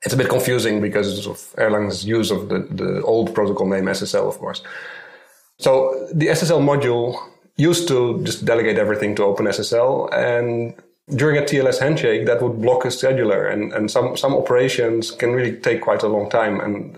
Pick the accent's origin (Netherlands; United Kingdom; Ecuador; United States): Netherlands; now in Tel Aviv, Israel; Okay, I live in Tel Aviv, Israel. I'm not a local, actually. I came here from the Netherlands.